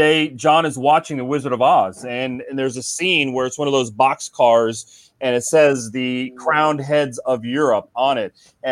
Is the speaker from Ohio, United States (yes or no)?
yes; Cincinnati, Ohio, United States; moved away as an adult; also born or lived in Chicago; now in South Florida, United States; I grew up in Cincinnati